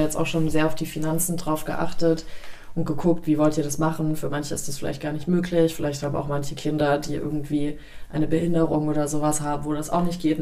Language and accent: German; Germany